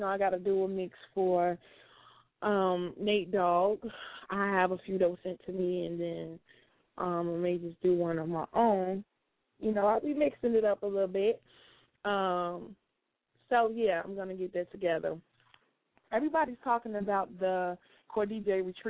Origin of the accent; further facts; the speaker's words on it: Chicago, Illinois, United States; Chicago, my hometown